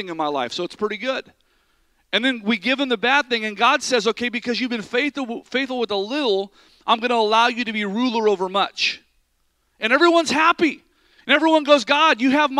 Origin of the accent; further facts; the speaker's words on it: near Sacramento, California, United States; also born or lived in Vacaville, California; past Sacramento from where my hometown was